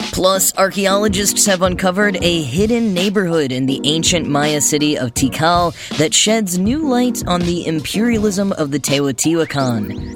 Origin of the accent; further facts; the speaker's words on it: Texas, United States; my hometown in Texas